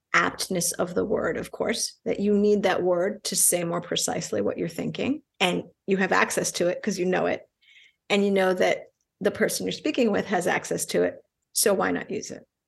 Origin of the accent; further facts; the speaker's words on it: New York, United States; first language Spanish; English is a second language; I'm Puerto Rican, I grew up in New York.